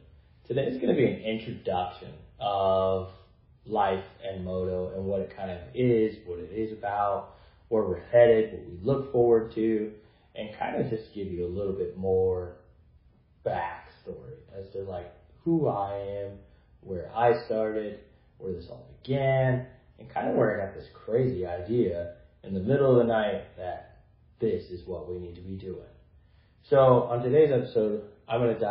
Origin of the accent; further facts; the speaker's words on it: Idaho, United States; here in my home state of Idaho.